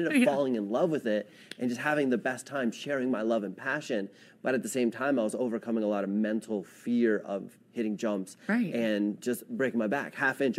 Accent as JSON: {"language": "English", "town": "Edwards", "region": "Colorado", "country": "United States", "tie": "born or raised there", "said": "I was born and raised in Edwards"}